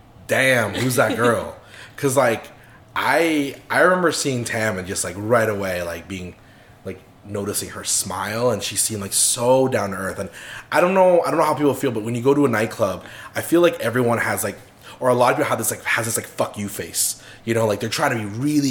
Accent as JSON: {"language": "English", "town": "Calgary", "region": "Alberta", "country": "Canada", "lives_now": "Toronto, Canada", "said": "I do say we're not originally from Toronto, so we moved from Calgary to Toronto"}